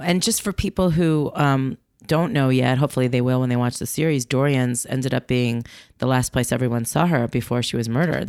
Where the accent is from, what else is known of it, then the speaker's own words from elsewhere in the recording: New York, United States; I was living in New York. I was growing up in New York. I was in high school